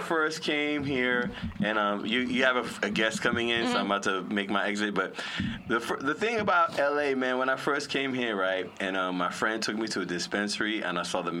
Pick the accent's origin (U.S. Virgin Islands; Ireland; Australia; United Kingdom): U.S. Virgin Islands; Charlotte Amalie; I'm from St. Thomas, Virgin Islands, born and raised.